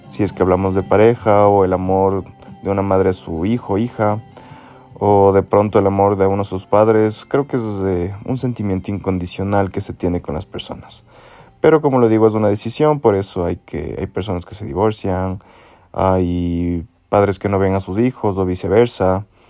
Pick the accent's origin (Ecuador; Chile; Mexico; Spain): Ecuador; soy de Ecuador.